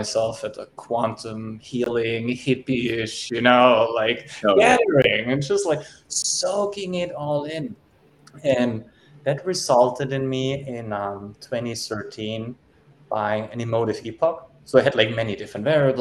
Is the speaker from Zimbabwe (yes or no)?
no; Germany; I was born and raised in Germany